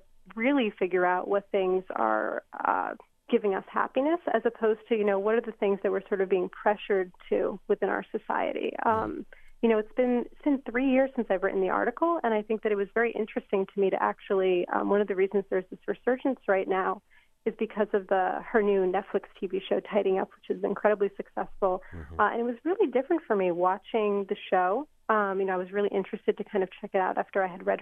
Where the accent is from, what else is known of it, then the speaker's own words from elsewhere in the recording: United States; I was born in the United States